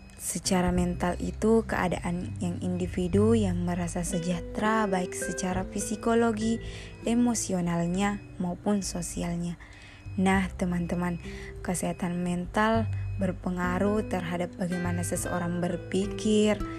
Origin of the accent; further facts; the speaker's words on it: Pangkep, South Sulawesi, Indonesia; also born or lived in Makassar; Aku lahir di Pangkep pada tanggal delapan belas Oktober dua ribu dua.